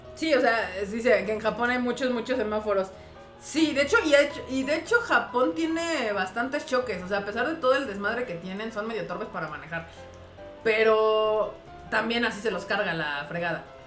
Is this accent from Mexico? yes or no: yes; Mexico; also born or lived in Japan; aquí en México